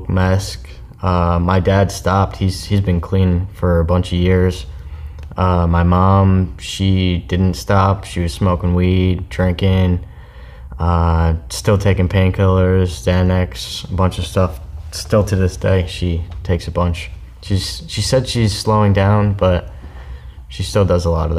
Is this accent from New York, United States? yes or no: yes; Newburgh, New York, United States; moved away; also born or lived in Florida; I was born in Newburgh, New York.